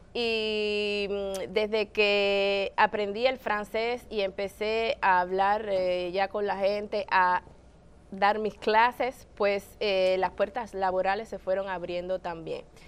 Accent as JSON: {"language": "Spanish", "region": "Havana", "country": "Cuba", "moved": "yes", "lives_now": "Canada", "said": "viviendo en mi país, en La Habana, en Cuba"}